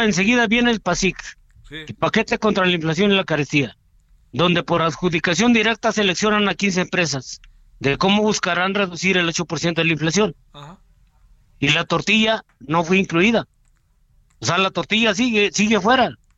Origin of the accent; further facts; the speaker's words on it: Mexico; como mexicanos